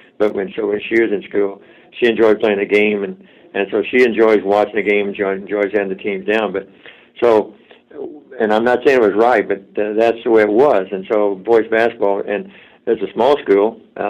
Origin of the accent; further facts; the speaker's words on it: Roachdale, Indiana, United States; I was from Rochdale